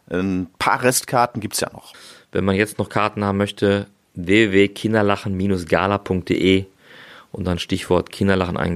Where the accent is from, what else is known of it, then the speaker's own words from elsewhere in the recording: Dortmund, North Rhine-Westphalia, Germany; Also Fußball, ja, ist als Dortmunder natürlich im Moment ein sehr äh, leidiges Thema.